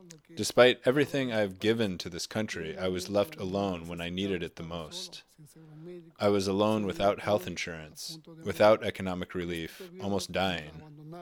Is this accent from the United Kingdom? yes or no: no; Mexico; now in United States; I'm a member of Workers' Justice Project. I'm from Mexico, and I came to the United States 20 years ago.